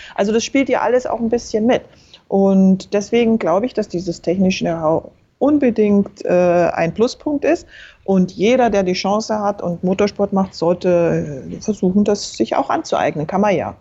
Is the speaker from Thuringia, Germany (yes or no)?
no; Berchtesgaden, Bavaria, Germany; Ich bin in Berchtesgaden aufgewachsen, also im Süden.